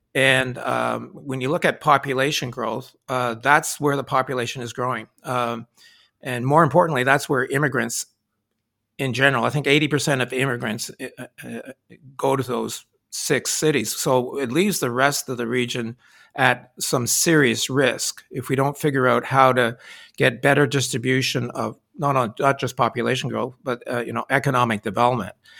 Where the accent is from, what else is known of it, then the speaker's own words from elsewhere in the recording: Sherbrooke, Quebec, Canada; moved away as an adult; also born or lived in Halifax, Nova Scotia; I was born and brought up in Sherbrooke, Quebec